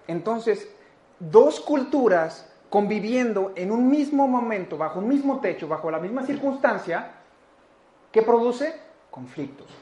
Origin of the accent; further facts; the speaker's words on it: Mexico; Como cultura mexicana, como cultura latina